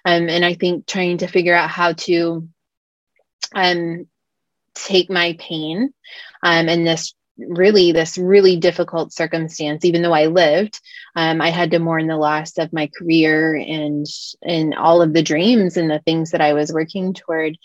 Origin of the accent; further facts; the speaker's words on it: Midwest, United States; moved away as an adult; also born or lived in Africa; I'm from the Midwest originally